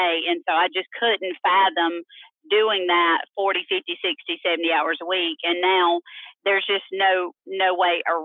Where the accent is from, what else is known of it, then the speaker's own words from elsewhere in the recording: Myrtle Beach, South Carolina, United States; now in Greenville, United States; I'm from Myrtle Beach originally, South Carolina